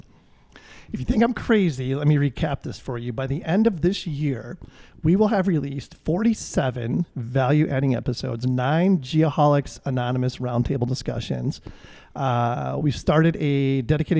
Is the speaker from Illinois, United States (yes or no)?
yes; Chicago, Illinois, United States; my hometown of Chicago